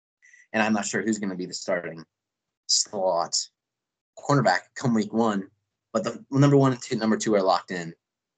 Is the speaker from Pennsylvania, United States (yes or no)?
yes; Pittsburgh, Pennsylvania, United States; born or raised there